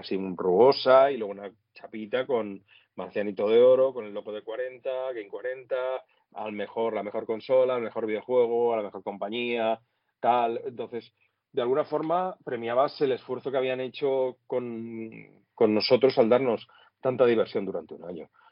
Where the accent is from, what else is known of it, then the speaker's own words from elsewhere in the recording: Flix, Catalonia, Spain; moved away as an adult; also born or lived in Sitges; soy de Flix, eh, sí que nací en Sitges, porque la familia de mi madre pues, era de Sitges